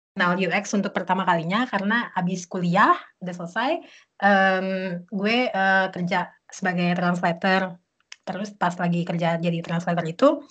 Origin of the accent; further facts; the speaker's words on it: Jakarta, Indonesia; moved away as an adult; also born or lived in Beijing, China / Bali, Indonesia; now in Berlin, Germany; gue dari Jakarta sebenarnya, um, lahir di Jakarta